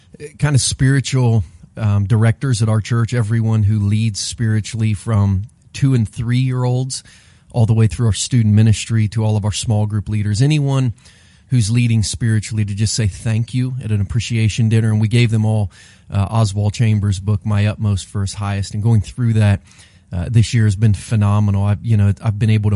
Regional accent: Bainbridge, Ohio, United States; when I was a kindergartner in Bainbridge, Ohio, I used to walk back and forth to the little elementary school that I went

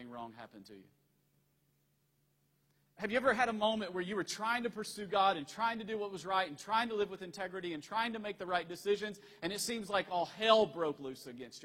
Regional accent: Tennessee, United States; moved away; also born or lived in Virginia; I'm originally from Tennessee

